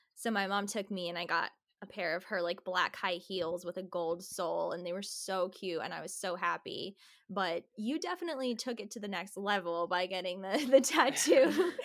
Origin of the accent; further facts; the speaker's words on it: New Jersey, United States; I'm from New Jersey